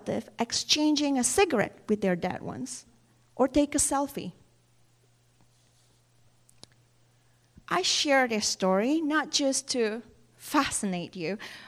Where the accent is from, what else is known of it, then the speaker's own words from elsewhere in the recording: Indonesia; moved away; I grew up in Indonesia